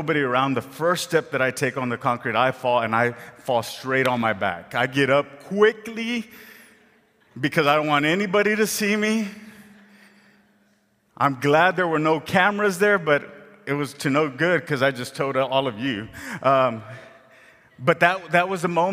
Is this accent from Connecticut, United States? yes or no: no; Rio Grande Valley, Texas, United States; moved away as an adult; I grew up in the Rio Grande Valley, way down south, where the grass is green and there's trees all over the place